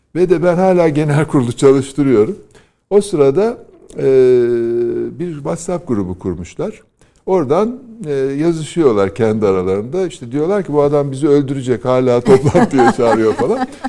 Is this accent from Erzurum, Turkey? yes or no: yes; Erzurum, Turkey; moved away; Erzurum'da ilkokulu okurken